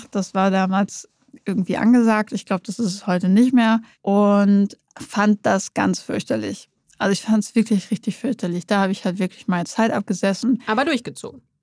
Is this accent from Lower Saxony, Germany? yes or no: yes; East Frisia, Lower Saxony, Germany; Ich bin Ostfriesen und nicht weit weg.